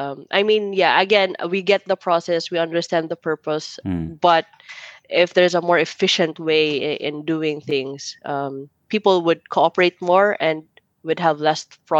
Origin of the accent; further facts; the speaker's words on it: Philippines; accent: Filipino-English; moved away; So I know for a fact my accent would be like Filipino-English accent type. And we always get complimented, like, are you American? I was like, oh no, thank you, I'm Filipino.